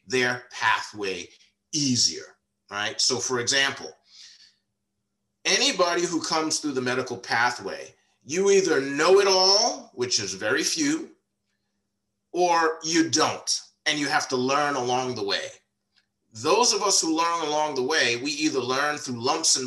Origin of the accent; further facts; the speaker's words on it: New York, United States; also born or lived in Washington, DC / Maryland / Virginia area; now in Washington DC area, United States; I grew up in New York